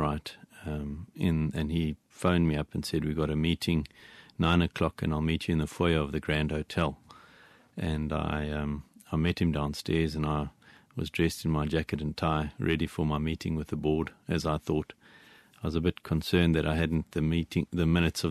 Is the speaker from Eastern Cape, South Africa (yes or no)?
yes; Port Elizabeth, Eastern Cape, South Africa; moved away as an adult; also born or lived in Ireland; I'm from Port Elizabeth, or Eastern Cape